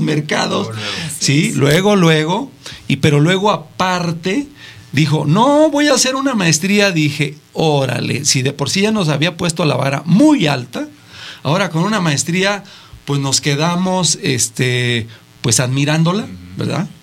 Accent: Mexico; ya ven que a los mexicanos se nos da todo

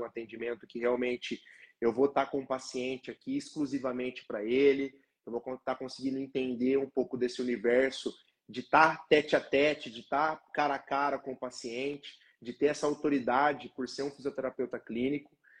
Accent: Londrina, Paraná, Brazil; eu sou natural aqui de Londrina, também trabalho aqui em Londrina

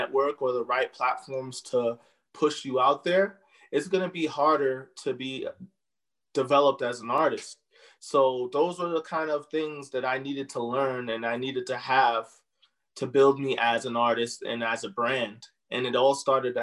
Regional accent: New York City, New York, United States; moved away as an adult; also born or lived in London, United Kingdom; now in El Paso, United States; I'm born and raised in New York City, and I recently came to El Paso in the last decade

